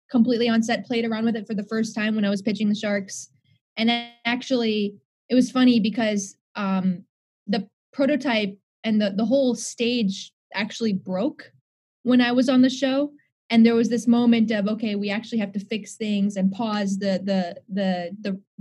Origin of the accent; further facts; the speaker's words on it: India; So number one, daughter of two doctors. I'm Indian.